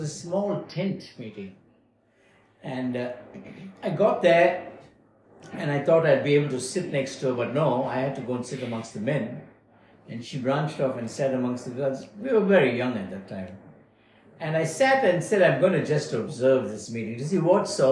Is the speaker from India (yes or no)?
yes; Bangalore, Karnataka, India; moved away as an adult; now in Melbourne, Australia; I was born in Bangalore, South India, 12th of December, 1950. And spent some time there